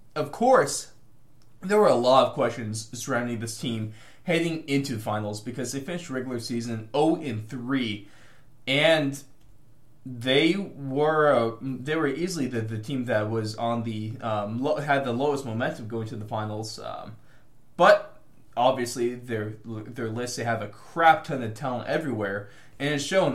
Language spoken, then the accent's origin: English; United States; the struggles of being American trying to watch this uh, sport that's halfway across the world